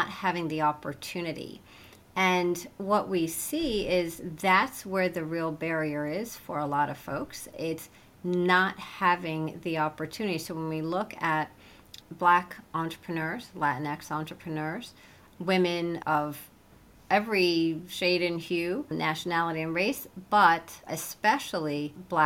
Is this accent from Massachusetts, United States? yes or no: no; Cedar Falls, Iowa, United States; In Cedar Falls, Iowa.